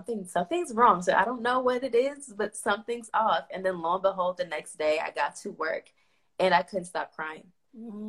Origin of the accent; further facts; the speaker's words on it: Chicago, Illinois, United States; moved away as an adult; also born or lived in the South (college); now in Providence, United States; I'm from Inglewood, South Chicago. So I grew up in the hood